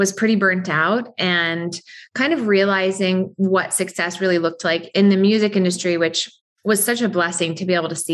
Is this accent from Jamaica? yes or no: no; Southern California, United States; I grew up in Southern California